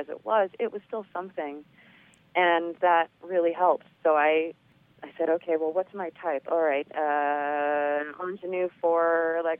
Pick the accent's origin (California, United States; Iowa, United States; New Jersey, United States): California, United States; Los Angeles; I grew up in the San Gabriel Valley of Los Angeles, which is super, super Asian.